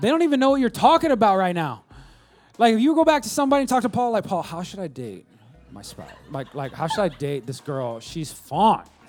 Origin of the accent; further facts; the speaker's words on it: West Coast, United States; when I was growing up in the West Coast of the Best Coast